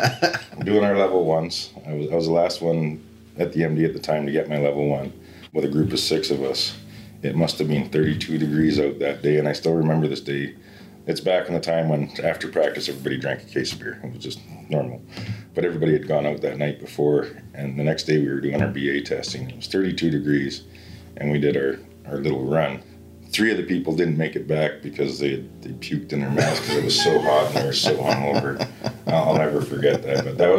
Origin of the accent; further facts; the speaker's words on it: Cochrane, Alberta, Canada; also born or lived in Red Earth, Alberta; I grew up down south near Cochrane, Calgary, and we lived really close to the fire department in Cochrane